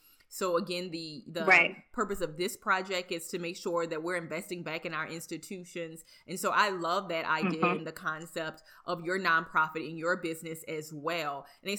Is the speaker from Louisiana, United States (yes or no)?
yes; Napoleonville, Louisiana, United States; I'm from Napoleonville.